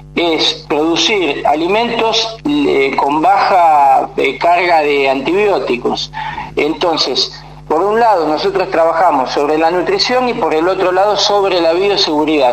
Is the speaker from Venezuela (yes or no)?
no; Morón, Buenos Aires Province, Argentina; yo soy de, toda la vida de zona oeste, eh, de, Morón